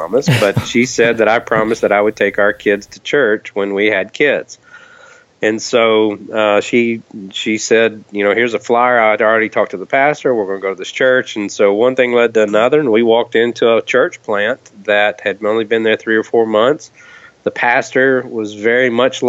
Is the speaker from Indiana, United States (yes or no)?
no; Kentucky, United States; I grew up in Kentucky, and you know, it's kind of the Bible Belt